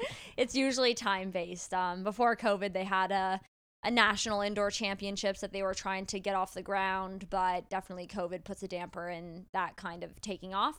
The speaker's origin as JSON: {"language": "English", "town": "Toronto", "region": "Ontario", "country": "Canada", "tie": "born or raised there", "said": "I grew up in Toronto, a pretty liberal city."}